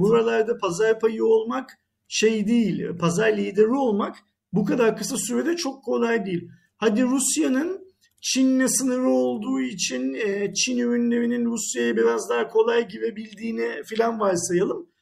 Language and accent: Turkish; Turkey; Bir Türk olarak